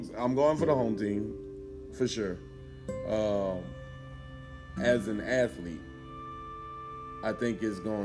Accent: Louisiana, United States; we're from Louisiana

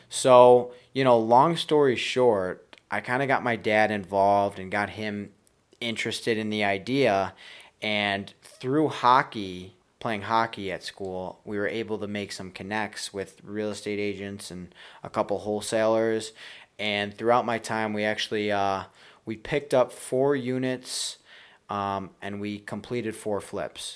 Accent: Buffalo, New York, United States; I'm from Buffalo, New York.

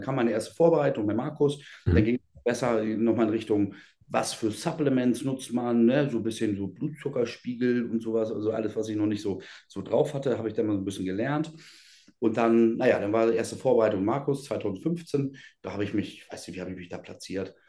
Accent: Schenefeld, Schleswig-Holstein, Germany; bei uns in Schenefeld, ich komme aus Schenefeld, oder Schenefelder geboren

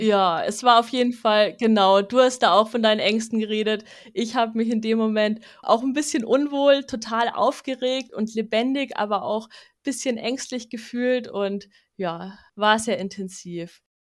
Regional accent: Munich, Bavaria, Germany; in meiner Stadt, also wo ich aufgewachsen bin in München

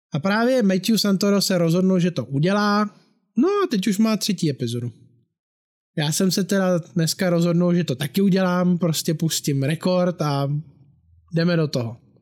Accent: Bohemia, Czechia; u nás v Čechách

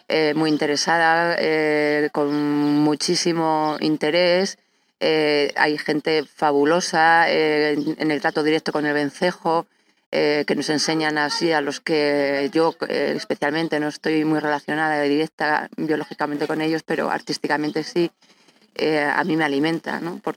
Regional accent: La Mata de Quintanar, Castile and León, Spain; yo eh, aquí desde la Mata de Quintanar.

